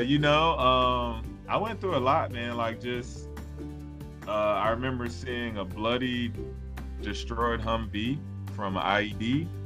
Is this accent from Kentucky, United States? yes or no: no; South Carolina, United States; moved away as an adult; also born or lived in Germany / Seoul, South Korea / Orlando, Florida; where I grew up in South Carolina